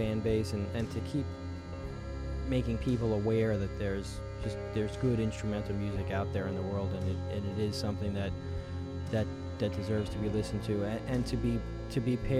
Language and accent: English; New York, United States; Washington Avenue. That is the street on which I grew up in New York